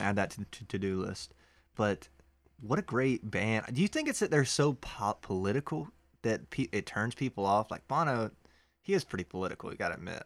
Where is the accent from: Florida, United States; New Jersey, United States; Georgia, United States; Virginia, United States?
Georgia, United States; Gibson; I'm from Gibson, Georgia.